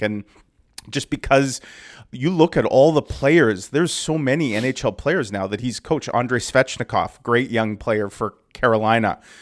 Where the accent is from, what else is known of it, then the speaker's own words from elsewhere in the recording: Canada; as a Canadian